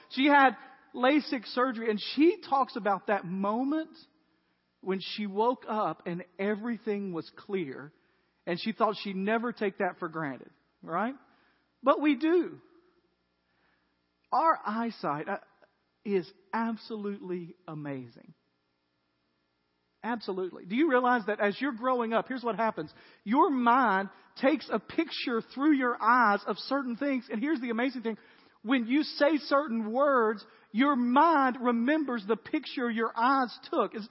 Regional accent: Tennessee, United States; This is because I'm from West Tennessee.

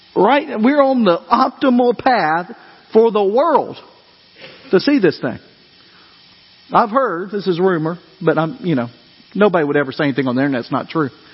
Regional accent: Dyersburg, Tennessee, United States; growing up in Dyersburg, we got out for earthquake day

